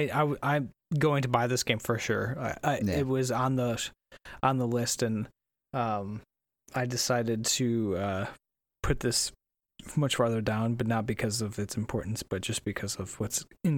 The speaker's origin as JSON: {"language": "English", "town": "Brooklyn", "region": "New York", "country": "United States", "said": "Whatever. I'm from Brooklyn."}